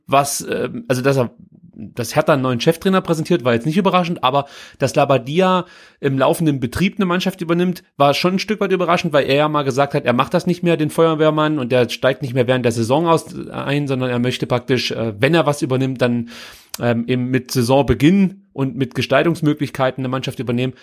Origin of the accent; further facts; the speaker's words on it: Stuttgart, Baden-Württemberg, Germany; hier als Stuttgarter